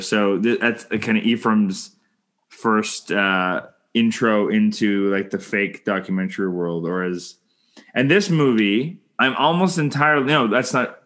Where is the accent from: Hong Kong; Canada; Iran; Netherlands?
Canada; I'm Canadian filmmaker